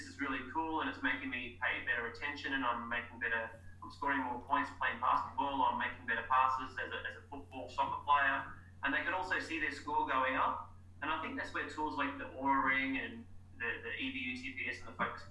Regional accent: Cairns, Queensland, Australia; my hometown, because we've had no sports psychology in Cairns ever, up in far north Queensland

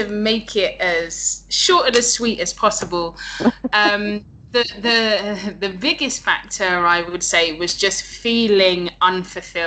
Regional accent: London, United Kingdom; moved away as an adult; now in Chiang Mai, Thailand; Born and raised in London, the UK

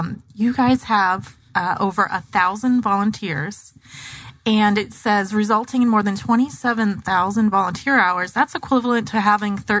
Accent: Gilbert, Arizona, United States; also born or lived in Mesa, Arizona / Phoenix, Arizona; now in Tempe, United States; I grew up in Gilbert and East Mesa

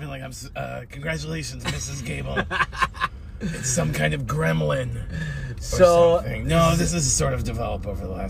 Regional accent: New York City, New York, United States; I came from Brooklyn. Both of my parents are Brooklynites. I grew up in Brooklyn.

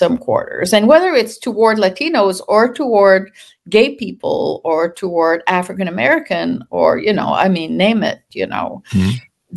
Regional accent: Canada; also born or lived in France; now in United States; I'm Canadian. I moved to the US in early 80s from France, where I had done my PhD

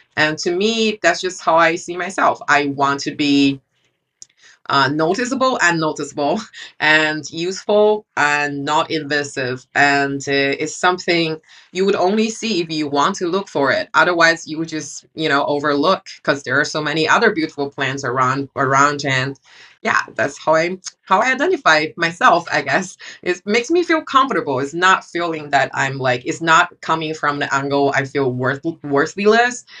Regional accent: China; moved away; I grew up in China

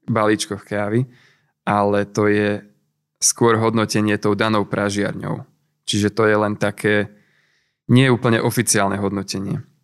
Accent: Hurbanovo, Nitra Region, Slovakia; A my sme si pražiareň založili priamo v Hurbanove, keďže som z Hurbanova.

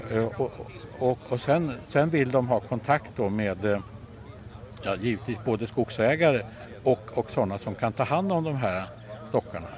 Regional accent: Värmland, Sweden; en förening hemma i Värmland där jag kommer ifrån

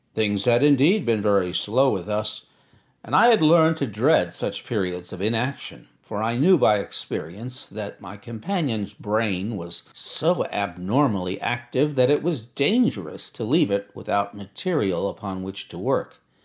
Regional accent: United States; accent: American; an American accent. That happens to be my accent

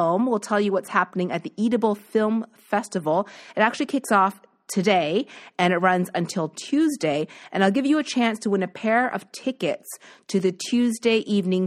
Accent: Nova Scotia, Canada; growing up in Nova Scotia

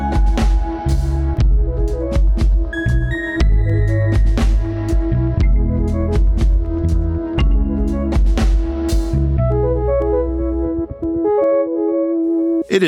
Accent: United States; growing up in this culture, growing up in North America, in the United States

